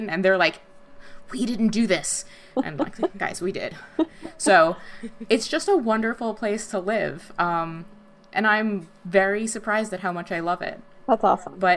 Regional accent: New Jersey, United States; born or raised there; now in Michigan, United States

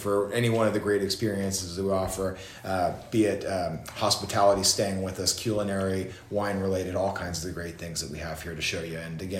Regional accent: Castro Valley, California, United States; moved away as an adult; also born or lived in Sonoma County, California; now in Temecula, United States; I'm originally from the East Bay, from a little city called Castro Valley.

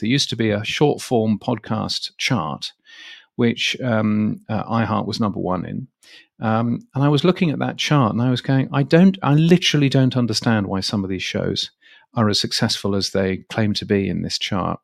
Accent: United Kingdom; moved away as an adult; now in Australia; in the U K, um, where I was born, where I grew up

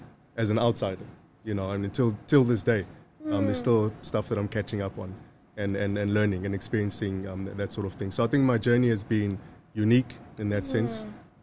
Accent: Maputo, Mozambique; also born or lived in Zimbabwe / Zambia; You know, I was born in Maputo, Mozambique, in 1982.

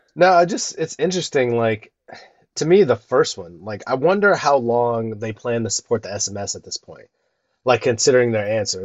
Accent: Ohio, United States; growing up in Ohio

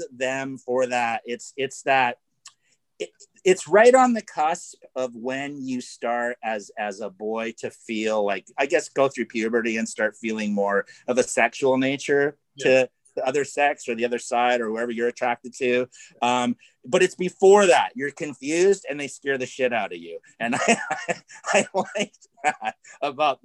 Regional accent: Canada; now in Los Angeles, United States; growing up in Canada, like we all did

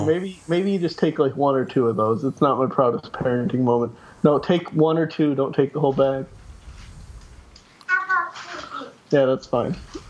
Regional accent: Clio, United States; Where I grew up at in Clio, we would get broken into a lot, like our cars and stuff.

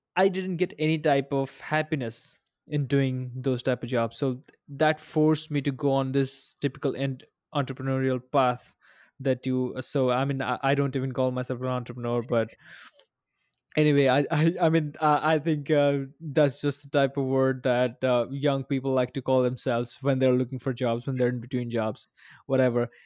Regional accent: India; moved away as an adult; also born or lived in Bangalore; I recently came to my hometown from, uh, Bangalore

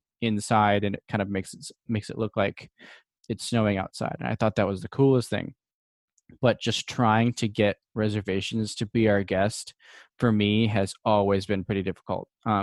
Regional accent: Midwest, United States; being from the Midwest

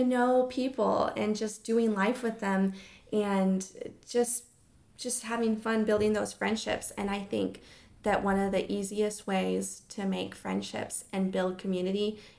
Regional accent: Hawaii, United States; So growing up in Hawaii, our community service at Hawaiian Mission Academy was to learn traditional hula dancing.

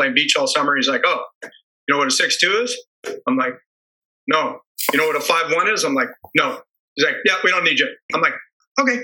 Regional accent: Calabasas, California, United States; moved away; I grew up in Southern California.

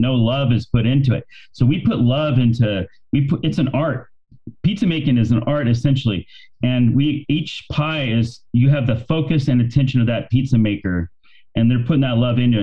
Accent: Bakersfield, California, United States; I grew up in Bakersfield

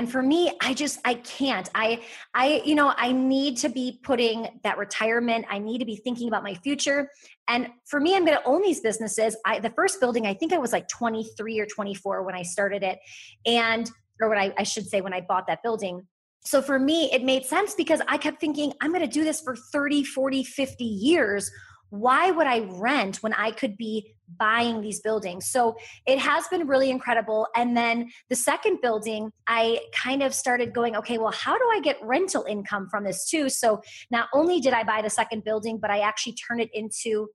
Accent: Wisconsin, United States; I'm from Wisconsin

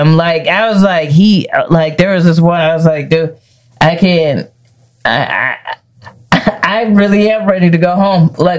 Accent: Aurora, United States; growing up in Aurora, huge Mexican population.

